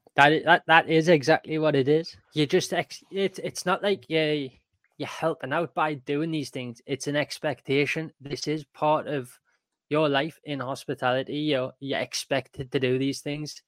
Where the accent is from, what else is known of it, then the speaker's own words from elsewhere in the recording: Newcastle upon Tyne, North East England, United Kingdom; I'm from Newcastle, so not that far away as well.